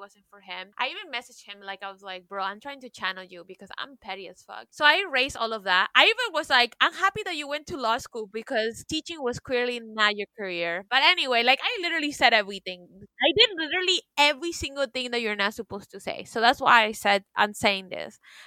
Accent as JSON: {"language": "English", "region": "Florida", "country": "United States", "tie": "born or raised there", "said": "I am pretty much a product of Florida education"}